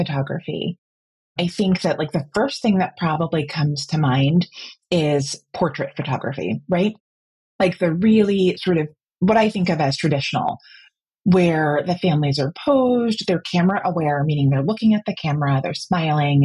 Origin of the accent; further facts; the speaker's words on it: New Jersey, United States; moved away as an adult; now in Washington, D.C., United States; I was born and raised in New Jersey, but moved down here about 12 years ago for work